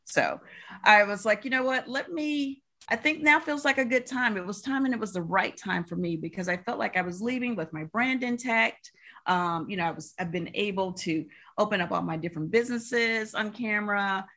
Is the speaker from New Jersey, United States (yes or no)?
no; Alabama, United States; moved away as an adult; also born or lived in New York City; I am originally from Alabama